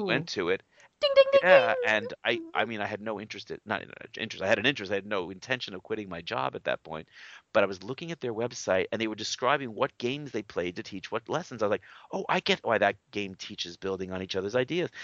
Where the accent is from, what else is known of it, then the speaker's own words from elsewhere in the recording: New York, United States; I'm a New Yorker